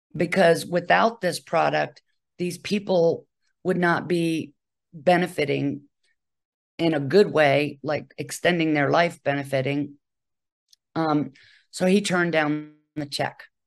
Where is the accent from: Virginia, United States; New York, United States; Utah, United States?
Virginia, United States; Charlottesville; moved away as an adult; also born or lived in Bethesda, Maryland; I'm originally from Charlottesville, Virginia